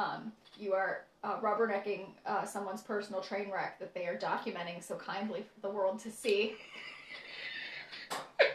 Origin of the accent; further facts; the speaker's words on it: Midwest, United States; I'm from the Midwest